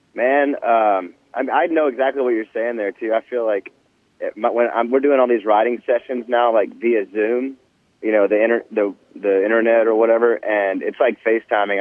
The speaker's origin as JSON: {"language": "English", "town": "Nashville", "region": "Tennessee", "country": "United States", "tie": "born or raised there", "said": "growing up in Nashville, man. I, you know, I was born here"}